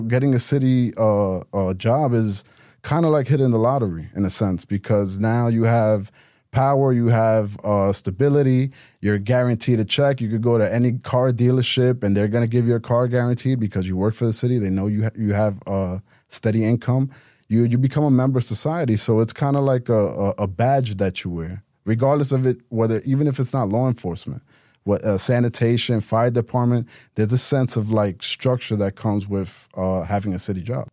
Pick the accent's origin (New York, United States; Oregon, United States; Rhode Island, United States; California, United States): New York, United States; New York City; moved away as an adult; now in Miami, United States; New York City, uh, native, born and raised in Queens